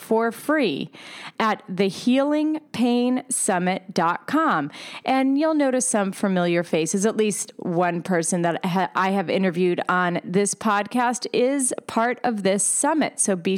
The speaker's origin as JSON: {"language": "English", "region": "Pennsylvania", "country": "United States", "moved": "yes", "lives_now": "New York City, United States", "said": "I am from Pennsylvania, even though I live in New York City right now"}